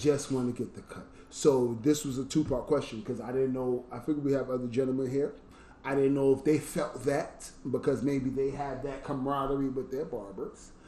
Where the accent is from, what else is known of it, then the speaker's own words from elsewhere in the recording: New York, United States; I was from New York